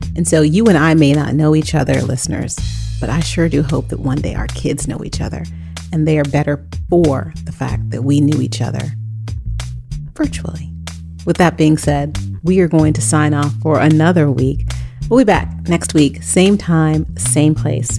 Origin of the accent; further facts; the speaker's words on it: United States; we as an American society